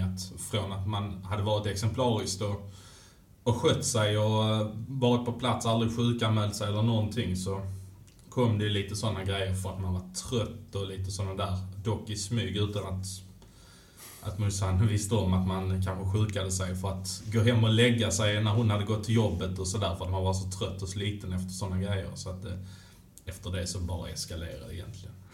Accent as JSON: {"language": "Swedish", "town": "Malmö", "region": "Skåne", "country": "Sweden", "tie": "born or raised there", "said": "Jag är född i Malmö. Mm. Jag är född och uppväxt eh, mitt inne i stan, eh, vid Karoli-kvarteren"}